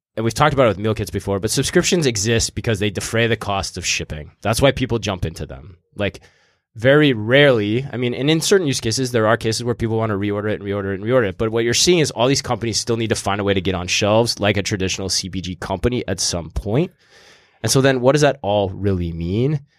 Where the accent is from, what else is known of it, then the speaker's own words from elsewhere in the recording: East Coast, United States; I'm a intern from the East Coast